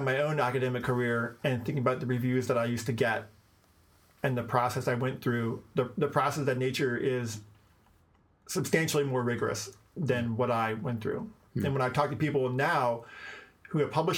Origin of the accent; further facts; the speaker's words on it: Washington, District of Columbia, United States; I was born in Washington, D.C.